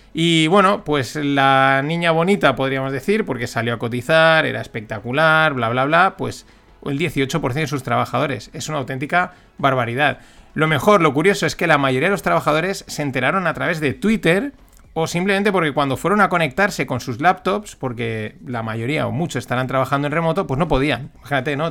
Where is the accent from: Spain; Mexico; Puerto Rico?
Spain; como buen español